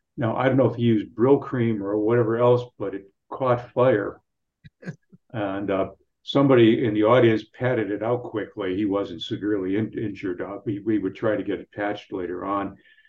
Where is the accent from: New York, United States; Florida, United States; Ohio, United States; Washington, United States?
Ohio, United States; Cleveland; I'm from Cleveland.